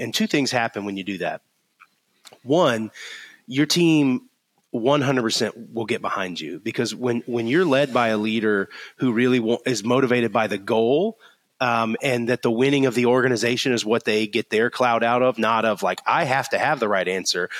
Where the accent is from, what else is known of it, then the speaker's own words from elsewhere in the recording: Florida, United States; now in Alabama, United States; I grew up in Florida